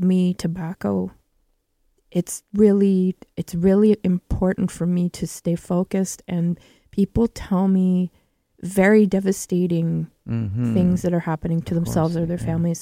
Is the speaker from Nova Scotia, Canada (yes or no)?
no; Kehewin Cree Nation, Treaty 6, Alberta, Canada; moved away; from Treaty 6 from Kihiwin Cree Nation. That's where my family's from.